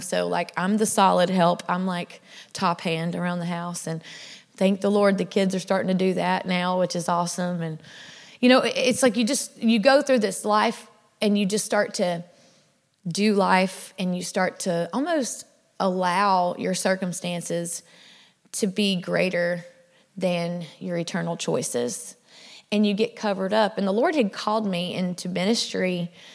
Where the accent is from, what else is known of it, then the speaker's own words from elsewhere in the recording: South Louisiana, United States; I was raised in South Louisiana.